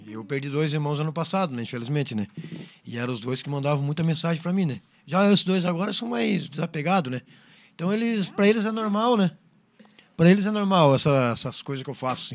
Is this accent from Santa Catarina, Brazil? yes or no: yes; Criciúma, Santa Catarina, Brazil; sou de Criciúma